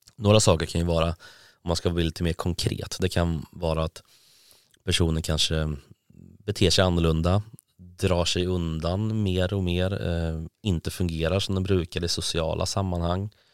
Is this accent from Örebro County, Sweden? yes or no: yes; Karlskoga, Örebro County, Sweden; now in Gothenburg, Sweden; Jag är från Karlskoga från början.